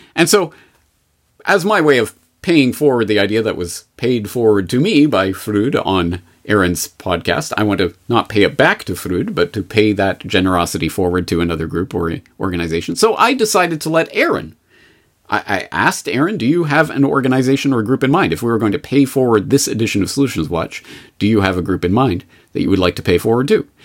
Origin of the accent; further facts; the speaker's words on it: Canada; now in Japan; I'm a Canadian in Japan